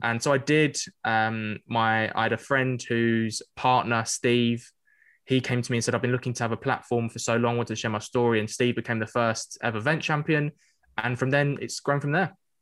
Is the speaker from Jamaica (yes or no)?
no; London, United Kingdom; growing up in North East London